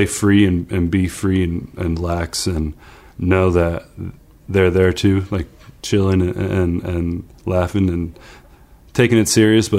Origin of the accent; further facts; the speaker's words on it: South Florida, United States; also born or lived in East Meadow, New York; I was born in East Meadow, and when my parents divorced when I was three, I went down to South Florida